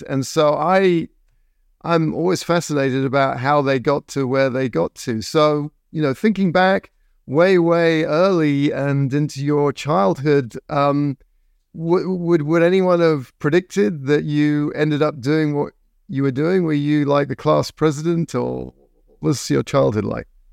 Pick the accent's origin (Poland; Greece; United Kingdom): United Kingdom; England; moved away as an adult; now in United States; when I grew up, um, in the seventies in England